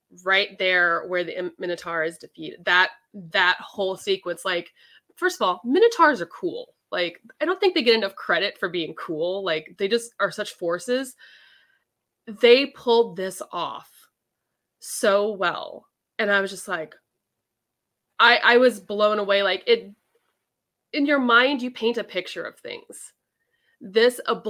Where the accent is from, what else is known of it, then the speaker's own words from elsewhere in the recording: California, United States; I'm a Californian girl.